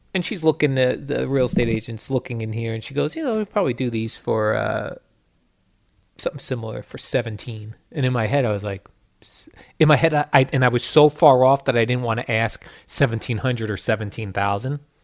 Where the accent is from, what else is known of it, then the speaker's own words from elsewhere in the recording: Colonia, New Jersey, United States; I grew up in Colonia, all near Edison.